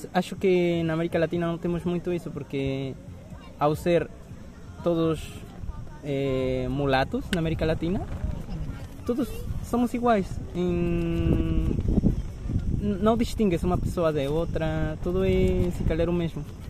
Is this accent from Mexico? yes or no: yes; Mexico; Portuguese is a second language; now in Lisbon, Portugal